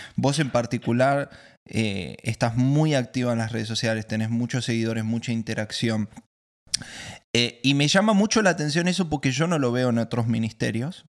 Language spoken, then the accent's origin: Spanish; Argentina; Yo soy el primer argentino maracucho